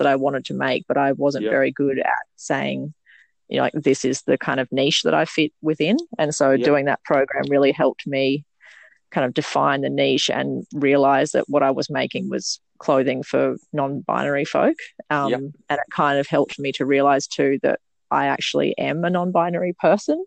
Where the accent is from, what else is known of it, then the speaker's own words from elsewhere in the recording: Mooloolah Valley, Queensland, Australia; I grew up in Mooloola Valley, which is Gubbi Gubbi country